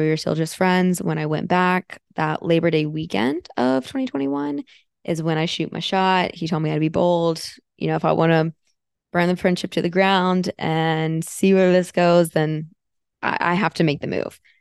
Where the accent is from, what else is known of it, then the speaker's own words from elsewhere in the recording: Florida, United States; moved away as an adult; also born or lived in Fort Myers, Florida / Sarasota, Florida / Tampa, Florida; now in Austin, United States; I grew up in Florida. I lived there for, oh boy, 15, 16 years. So I consider myself a Floridian.